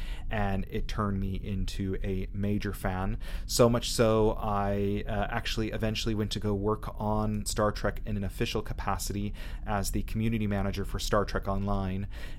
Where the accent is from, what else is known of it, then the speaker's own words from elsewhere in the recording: Southern California, United States; moved away as an adult; now in Dublin, Ireland; I was actually born and raised in Southern California, but live in Dublin, Ireland now for almost the past 4 years.